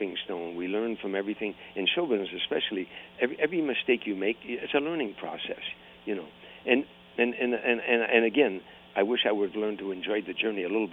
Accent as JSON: {"language": "English", "town": "Harvey", "region": "Illinois", "country": "United States", "tie": "born or raised there", "said": "I grew up at in Harvey, Illinois, in 1960 area"}